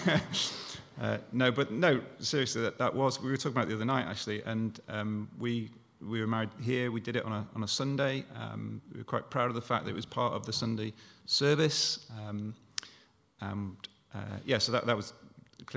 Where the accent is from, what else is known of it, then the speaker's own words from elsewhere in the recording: Stockport, North West England, United Kingdom; moved away as an adult; now in Bath, United Kingdom; I was born and brought up in Stockport, just south of Manchester, and I came to uni in 1985